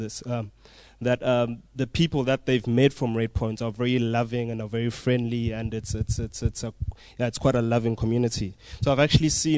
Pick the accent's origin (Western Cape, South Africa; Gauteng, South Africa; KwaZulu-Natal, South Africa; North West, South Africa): KwaZulu-Natal, South Africa; Umlazi; I'm from Umlazi